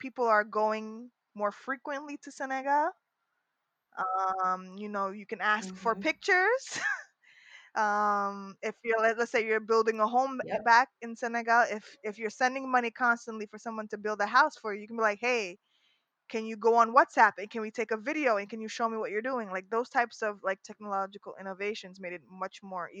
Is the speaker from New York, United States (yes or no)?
yes; New York City, New York, United States; we were born and raised in Harlem